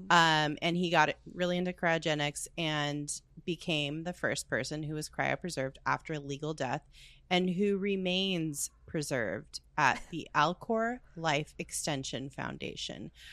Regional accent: United States; we're Americans.

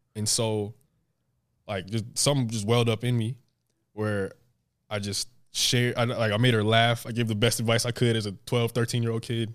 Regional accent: New Jersey, United States; I grew up in New Jersey

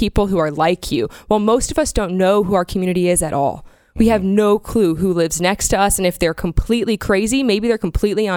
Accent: Florida, United States; I grew up in Florida with the hurricanes.

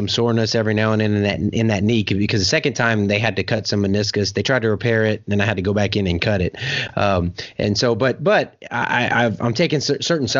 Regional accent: South Louisiana, United States; I grew up in South Louisiana

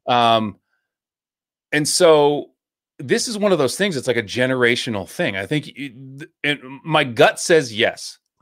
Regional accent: New Hampshire, United States; growing up in New Hampshire

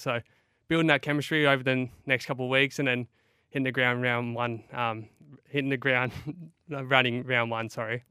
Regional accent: Broken Hill, New South Wales, Australia; also born or lived in Essendon, Victoria; now in Adelaide, Australia; I grew up in Broken Hill, which is a little country town in New South Wales.

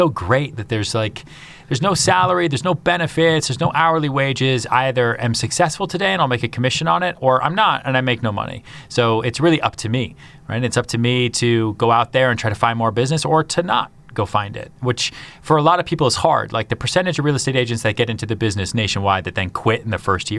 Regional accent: Massachusetts, United States; Yeah, but I grew up outside Boston, so I grew up watching the Patriots from Bledsoe all the way through today, and the Red Sox and that, because those are my formative years.

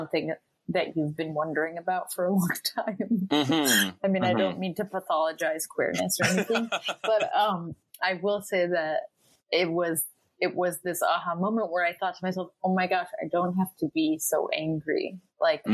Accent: Cleveland, Ohio, United States; I grew up in Cleveland, Ohio, a suburb of Cleveland, Ohio

